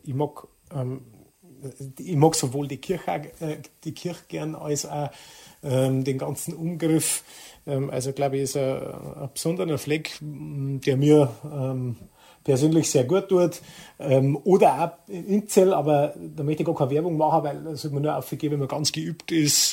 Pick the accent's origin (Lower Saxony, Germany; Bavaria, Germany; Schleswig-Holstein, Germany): Bavaria, Germany; Traunstein district; ich kehre da her und, und ich möchte nirgends woanders sein und, und das ist meine Heimat